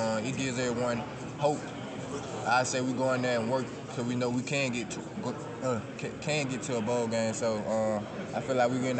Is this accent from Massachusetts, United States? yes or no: no; Greenwood, Mississippi, United States; I'm from Greenwood, Mississippi, the small town of Delta, so that's all we do down there, just play football.